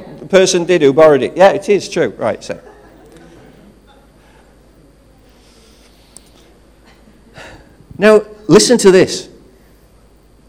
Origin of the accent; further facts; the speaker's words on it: United Kingdom; I stand before you as a British citizen